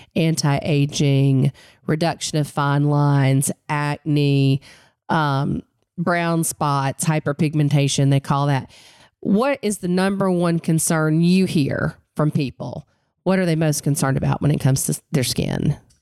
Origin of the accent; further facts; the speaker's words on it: Western North Carolina, United States; I grew up in the mountains of Western North Carolina